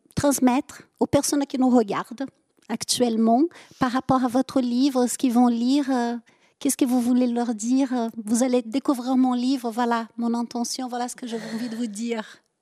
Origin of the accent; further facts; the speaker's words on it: southern France, France; accent: southern; avec mon accent, je viens plutôt du sud